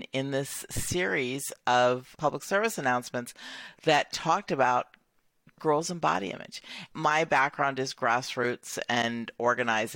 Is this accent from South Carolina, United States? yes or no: yes; Clemson, South Carolina, United States; I grew up in a small town in Clemson, South Carolina